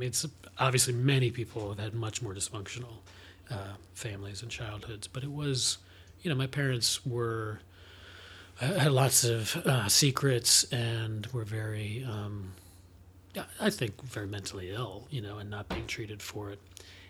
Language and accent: English; Scarsdale, New York, United States; I grew up in Scarsdale, New York, in Westchester, so 20 miles north of Manhattan.